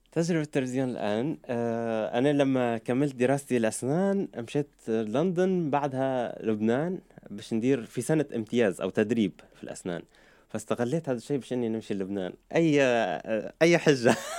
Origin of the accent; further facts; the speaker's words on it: Libya; accent: Libyan; moved away as an adult; also born or lived in Virginia, United States / Lebanon / Turkey / United Kingdom; now in Dubai, United Arab Emirates; أنا خلقت بأمريكا بفرجينيا آه، بس أهلي عاشوا 17 سنة في أمريكا لما أنا خلقت بعد سنتين آه، قرروا أن يرجعوا على ليبيا عشت في ليبيا طفولتي